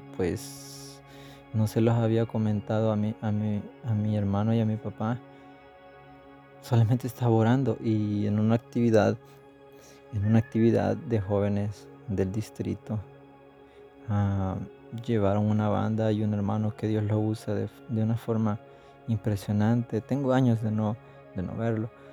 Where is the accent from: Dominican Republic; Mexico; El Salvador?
El Salvador; nací aquí, crecí aquí, estoy sirviendo aquí